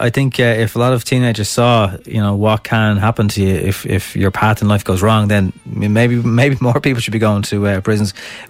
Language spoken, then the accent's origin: English; Dublin, Leinster, Ireland; born or raised there